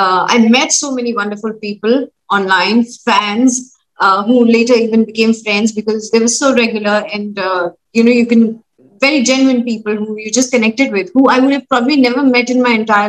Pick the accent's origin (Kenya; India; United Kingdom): India; Chandimandir, Haryana; born there; also born or lived in Udhampur / Delhi / Pune / Amritsar; So I was born in Chandi Mandir, started my education in Udhampur, that's Jammu and Kashmir, shifted to Delhi, one few months in Pune, then 1 year in Amritsar, back to Delhi